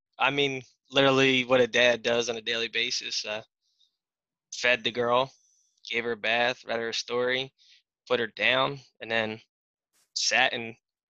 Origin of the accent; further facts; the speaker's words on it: Delaware, United States; 30 years old, born and raised in the first state, the great state. We'll never leave the great state. I'm actually living up in Claymont, Delaware now.